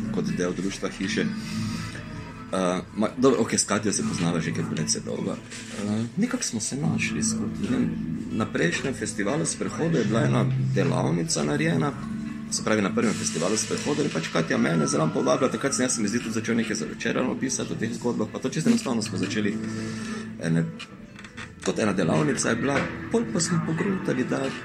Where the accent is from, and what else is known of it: Maribor, Slovenia